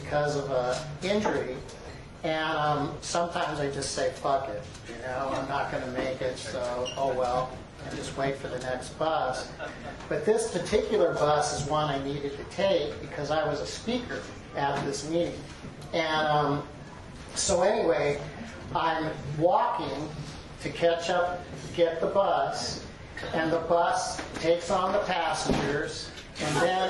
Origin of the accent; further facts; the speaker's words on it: Southern California, United States; also born or lived in Birmingham, Alabama; now in Portland, United States; I'm originally from Southern California, but lived in Birmingham, Alabama for a while.